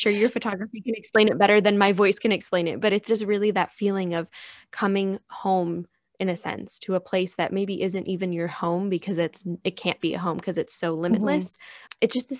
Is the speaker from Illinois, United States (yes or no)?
yes; Chicago, Illinois, United States; now in San Diego, United States; because I too am a transplant to San Diego. I came from Chicago area, and the ocean was always calling to me since I was younger.